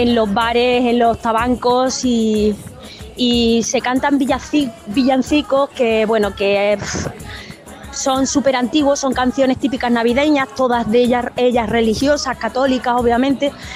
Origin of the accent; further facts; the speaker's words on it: Jerez de la Frontera, Andalusia, Spain; lo he vivido desde muy pequeña en mi, en mi barrio, en mi pueblo